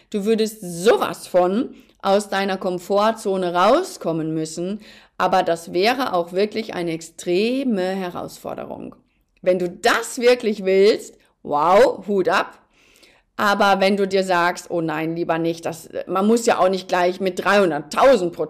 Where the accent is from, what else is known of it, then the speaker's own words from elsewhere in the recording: North Rhine-Westphalia, Germany; Ich bin ja ein Mensch, ich bin ja Westfale und ich bin, glaube ich, auch tatsächlich die Ruhe selbst.